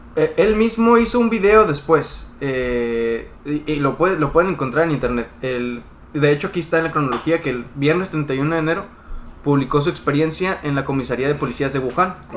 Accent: Mexico; nosotros como, mexicanos

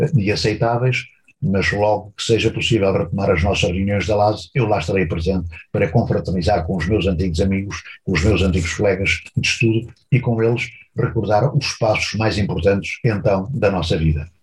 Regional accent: Beira Baixa, Centro, Portugal; moved away as an adult; also born or lived in Proença-a-Nova, Portugal / Angola; Eu vivia na Beira Baixa, onde nasci

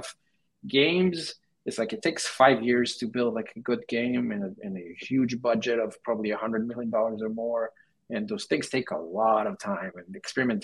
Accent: Israel; moved away as an adult; now in United States; I'm from Israel, and right now I'm in the U.S.

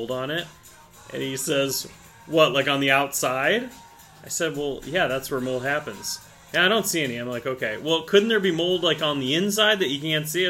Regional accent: Ohio, United States; moved away; also born or lived in Minnesota; when we were growing up in Ohio

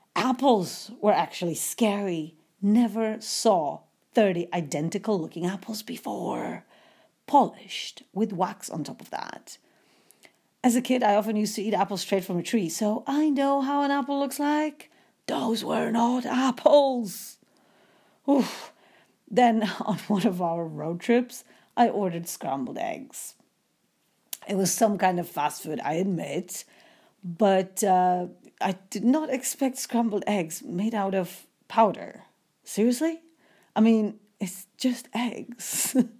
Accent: Poland; moved away as an adult; I'm a student from Poland trying to make some money in the U S for the future

